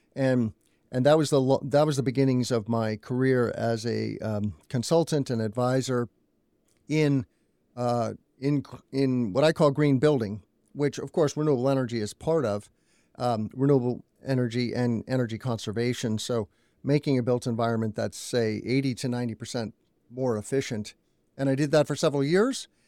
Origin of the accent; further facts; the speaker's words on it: Albuquerque, New Mexico, United States; also born or lived in Indiana; now in Illinois, United States; My family moved to New Mexico when I was two years old